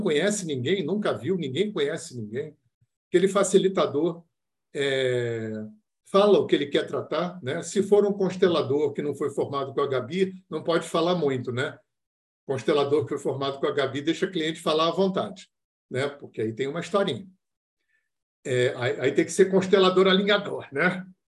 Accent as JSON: {"language": "Portuguese", "region": "Rio de Janeiro", "country": "Brazil", "said": "eu sou do Rio de Janeiro"}